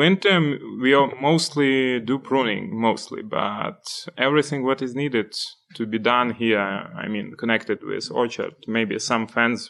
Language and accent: English; Drohobych, Lviv Oblast, Ukraine; English is a second language; moved away as an adult; now in United States; The same, I'm from Drohobyj City.